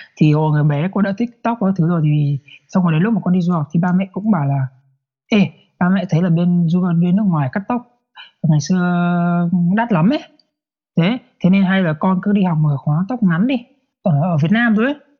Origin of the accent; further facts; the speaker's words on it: Vietnam; moved away; cùng cái quê của mình quê quán của mình